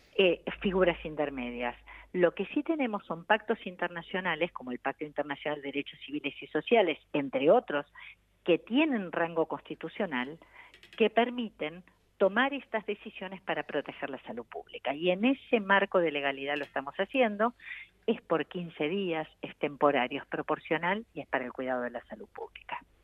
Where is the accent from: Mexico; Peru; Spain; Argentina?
Argentina; las mujeres somos parte de la Argentina